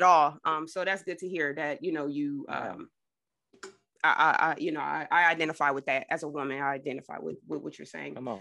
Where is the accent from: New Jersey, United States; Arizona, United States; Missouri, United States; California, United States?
New Jersey, United States; I grew up in Jersey